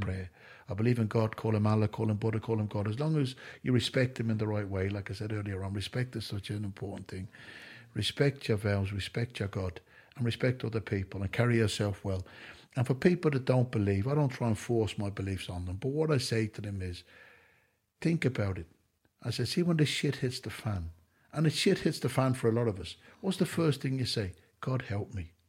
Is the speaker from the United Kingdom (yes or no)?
no; Ireland; I'm an Irishman that doesn't drink alcohol.